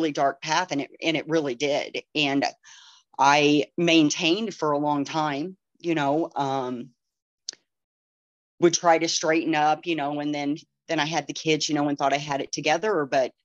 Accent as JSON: {"language": "English", "town": "Pinckneyville", "region": "Illinois", "country": "United States", "tie": "born or raised there", "moved": "as an adult", "lives_now": "Rockford, United States", "said": "I'm from Pinckneyville, Illinois. I was born and raised there"}